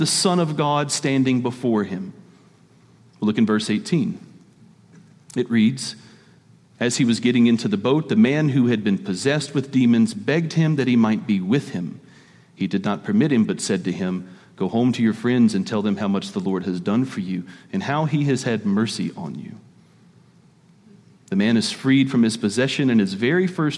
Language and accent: English; Mississippi, United States; I'm from Mississippi